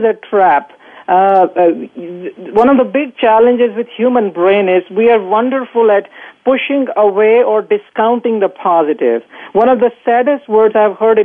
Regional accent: Bhopal, Madhya Pradesh, India; moved away as an adult; now in United States; I grew up in India in a small town

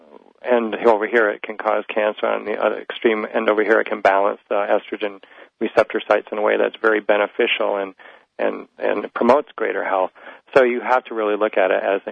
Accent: Midwest, United States; I'm just from the Midwest

